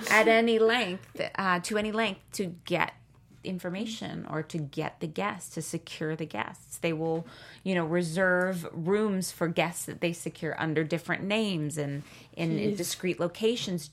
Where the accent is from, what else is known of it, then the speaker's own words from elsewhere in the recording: Bay Area, California, United States; moved away as an adult; also born or lived in Germany / New York; now in Los Angeles, United States; I was born in Germany. But then when I was about one, moved to the States and grew up in the Bay Area